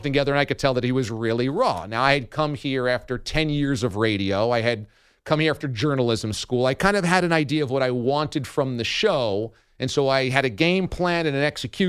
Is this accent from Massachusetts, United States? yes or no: no; New York, United States; also born or lived in Boston; I'm from New York. My family is here.